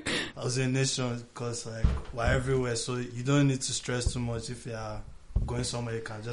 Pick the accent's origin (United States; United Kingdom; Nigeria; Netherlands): Nigeria; I love about being Nigerian.